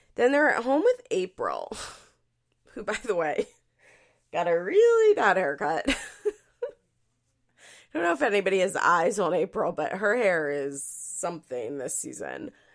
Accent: Philadelphia, Pennsylvania, United States; accent: Philadelphia; my Philadelphia accent

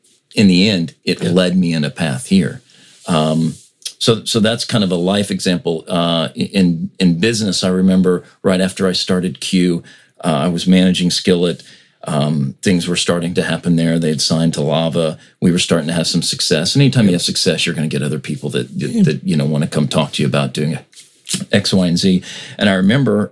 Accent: United States; we in America

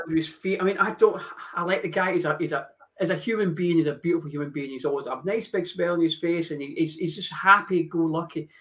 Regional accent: Scotland, United Kingdom; I do still follow Scotland because I'm Scottish

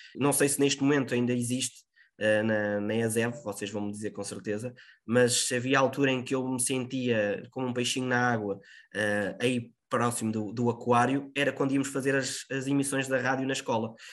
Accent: Lisbon, Portugal; moved away as an adult; now in Viseu, Portugal; eu sou de Lisboa, até porque depois uh, o próprio estágio curricular que faço é numa rádio na zona de Lisboa para regressar um bocadinho a casa

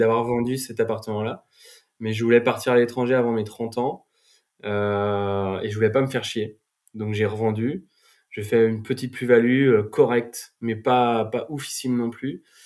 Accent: Vannes, Brittany, France; also born or lived in Nantes; moi, je suis originaire de Vannes

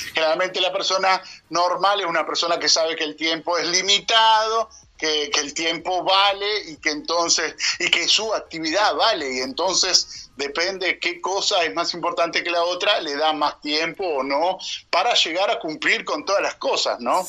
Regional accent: Argentina

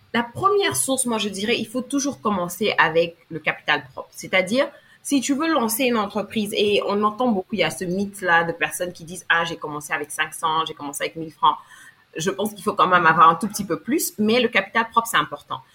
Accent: Côte d’Ivoire; also born or lived in Abidjan; je suis afro je suis ivoirienne et vivant présentement à Abidjan

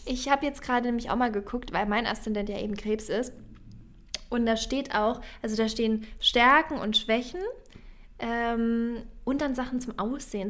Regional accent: Franconia, Bavaria, Germany; now in Berlin, Germany; ich komme ja aus Franken, also das ist ein Teil in Bayern

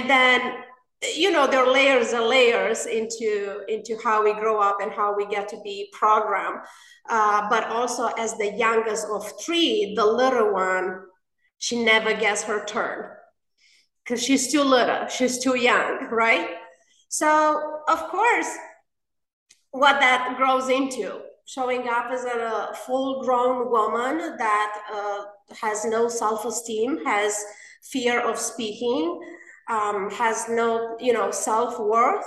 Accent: Romania; English is a second language; moved away as an adult; now in United States; Romania. I was born and raised in Romania.

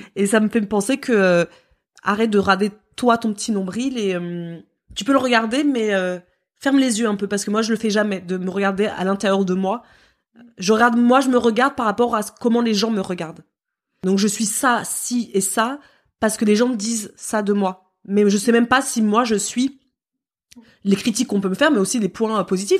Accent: France; chez nous en France euh, métropolitaine

